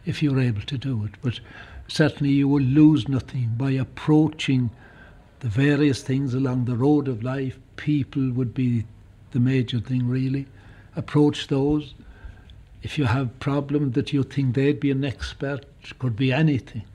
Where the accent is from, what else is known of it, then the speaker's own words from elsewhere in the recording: County Kerry, Munster, Ireland; I come from County Kerry